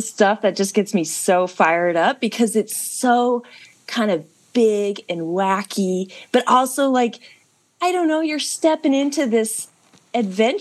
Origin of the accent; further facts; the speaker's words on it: Alaska, United States; moved away as an adult; now in Tucson, United States; I'm from Alaska. I rode to the start then, and now I live in Tucson